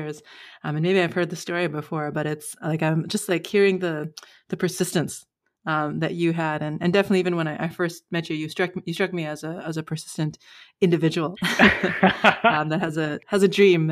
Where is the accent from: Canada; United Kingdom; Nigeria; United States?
Canada; As a Canadian